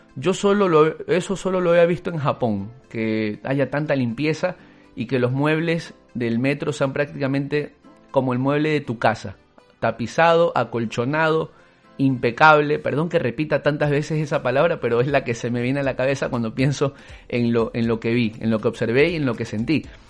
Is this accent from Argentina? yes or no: no; Ecuador; en Ecuador solo el 20% fuéramos ecuatorianos